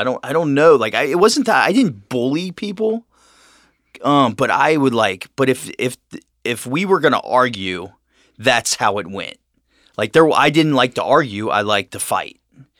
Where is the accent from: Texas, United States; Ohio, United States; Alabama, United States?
Ohio, United States; Cincinnati; I was raised here in Cincinnati.